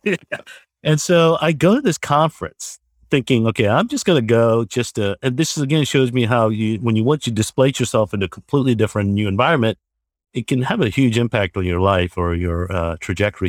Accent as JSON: {"language": "English", "region": "Georgia", "country": "United States", "said": "I'm originally from Georgia itself"}